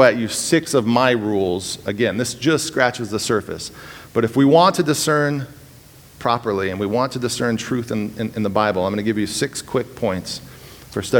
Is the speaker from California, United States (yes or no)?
yes; California, United States; moved away as an adult; I'm from California.